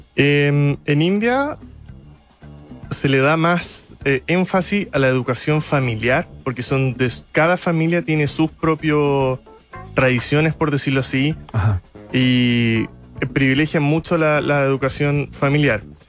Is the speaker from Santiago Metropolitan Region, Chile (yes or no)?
no; Iquique, Tarapacá, Chile; Nací en la clínica en Iquique